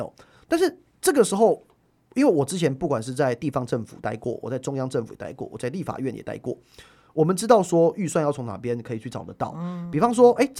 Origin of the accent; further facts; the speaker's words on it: Yingge, New Taipei, Taiwan; 呃，我老家的莺歌，我是莺歌人。